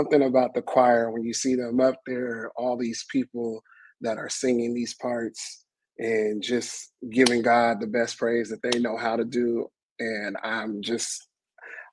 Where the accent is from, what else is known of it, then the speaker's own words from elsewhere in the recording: Sacramento, California, United States; moved away as an adult; now in Los Angeles, United States; I am originally from Sacramento, California, and moved to Los Angeles about almost 20 years ago